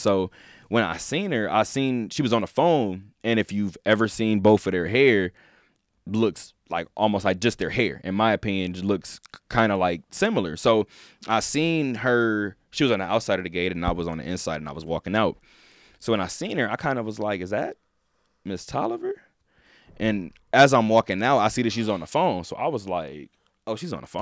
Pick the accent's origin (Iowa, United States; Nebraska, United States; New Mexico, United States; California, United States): California, United States; I'm from California.